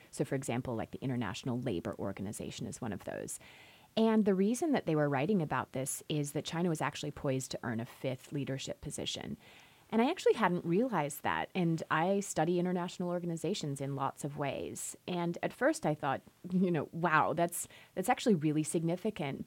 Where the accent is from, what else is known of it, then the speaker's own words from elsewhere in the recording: Australia; moved away as an adult; also born or lived in Chicago; now in United States; I'm originally from Australia